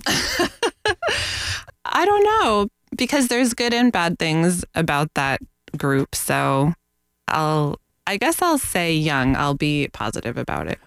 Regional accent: Northeast, United States; now in Florida, United States; I am from the Northeast

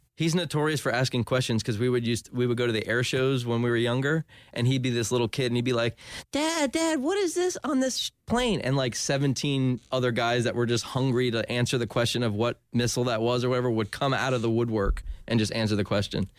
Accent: Ormond Beach, Florida, United States; also born or lived in New Jersey / Winter Park, Florida; I grew up in Ormond, Ormond Beach

